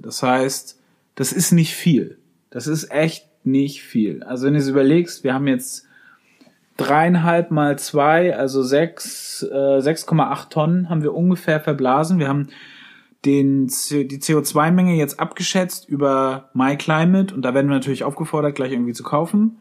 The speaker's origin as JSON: {"language": "German", "region": "Schleswig-Holstein", "country": "Germany", "tie": "born or raised there", "said": "meiner Heimat in Schleswig-Holstein"}